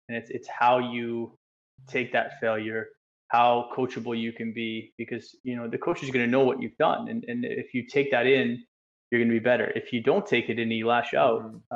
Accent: Canada; moved away as an adult; also born or lived in England; coming from being a Canadian in you know this nice bubble world that we live

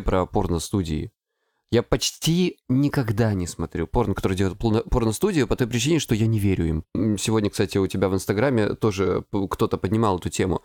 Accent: Krasnodar Krai, Russia; я с Кубани

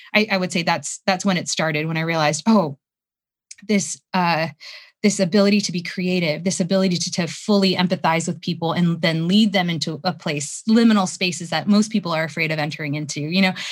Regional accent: United States; I'm Korean American.

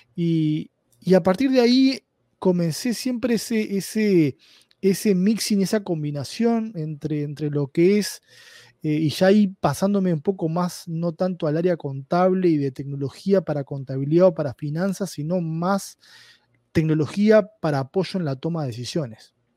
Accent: Uruguay; accent: Uruguayan Spanish; moved away as an adult; now in Bellevue, United States; mi español un poco extraño es de Uruguay, es, eh, soy de Uruguay. Eh, estuve en Uruguay eh, viviendo hasta, hasta hace un año y medio

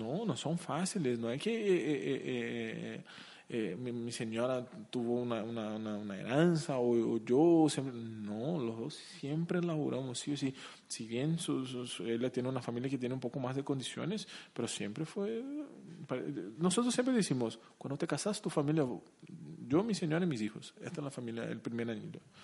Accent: Curitiba, Paraná, Brazil; Spanish is a second language; moved away as an adult; also born or lived in Chile; now in Asunción, Paraguay; yo soy de Curitiba

